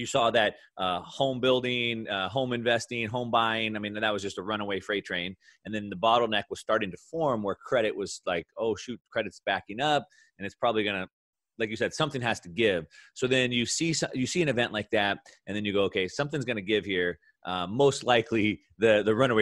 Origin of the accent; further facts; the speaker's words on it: Southern California, United States; growing up in Southern California, I'm a surfer